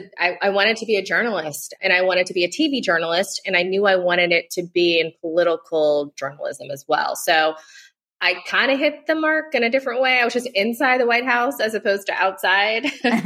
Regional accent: South Africa; So I got to see democracy birthed in South Africa at like 10 years old and experience it really as a South African child because I was in school there

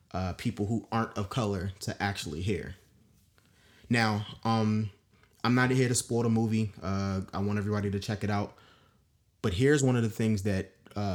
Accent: Maryland, United States; accent: New York; also born or lived in Washington, District of Columbia, United States / Los Angeles; I'm proudly from DC. I grew up in Maryland. Sometimes I talk like I'm from New York

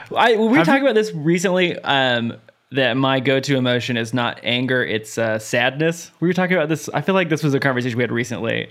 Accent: United States; I grew up in America

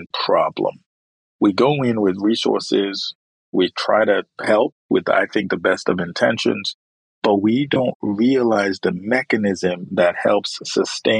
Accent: Nigeria; moved away as an adult; now in United States; I'm originally from Nigeria

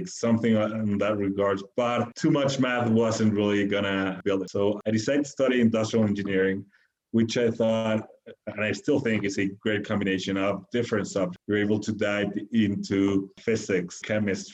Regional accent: Mexico City, Mexico; also born or lived in Buenos Aires, Argentina / Wisconsin, United States; I was born in Mexico City

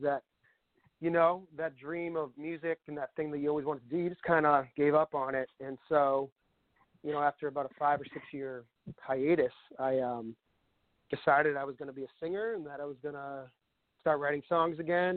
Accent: Northborough, Massachusetts, United States; I was born and raised in Massachusetts, and uh, I bounced around a little bit, but I mostly grew up in a town called Northborough, which is kind of central part of the state.

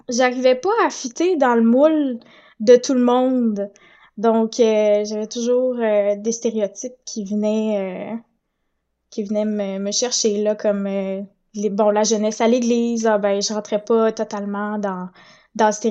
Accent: Saint-Hyacinthe, Quebec, Canada; also born or lived in La Tuque; now in Gatineau, Canada; je viens d'un petit peu partout au Québec, dans le sens que je suis née à La Tuque. J'ai grandi à Saint-Hyacinthe en Montérégie. Puis là, présentement, je suis à Gatineau, en hmm. Outaouais.

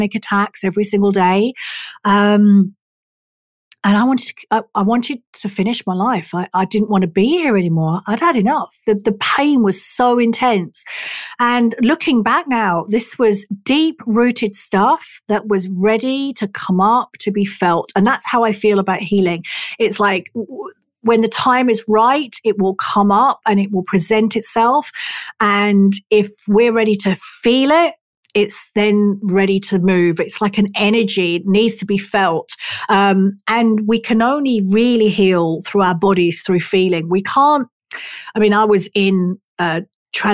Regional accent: England, United Kingdom; I am English.

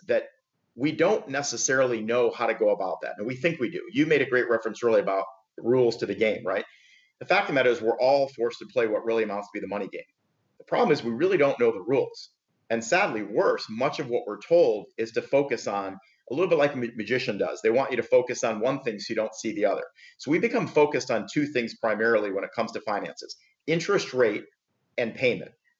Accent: Michigan, United States; moved away as an adult; now in Palm Beach, United States; I am actually originally from Michigan, born and raised and moved to South Florida about 20 years ago.

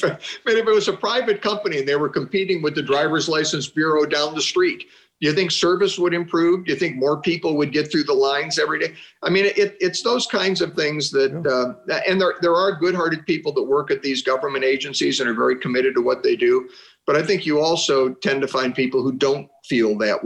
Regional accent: Chagrin Falls, Ohio, United States; my hometown of Chagrin Falls, Ohio.

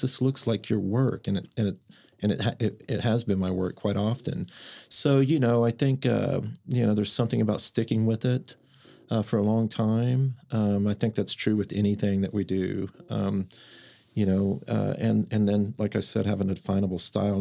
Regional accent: Mustang, Oklahoma, United States; also born or lived in San Francisco; I grew up in Mustang, Oklahoma

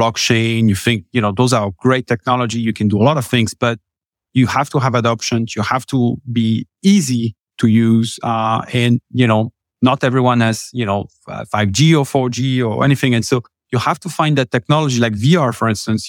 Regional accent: France; accent: French; English is a second language; moved away as an adult; now in United States; originally from France, uh, been, uh, here in the U S for the last, what, tell, eleven years

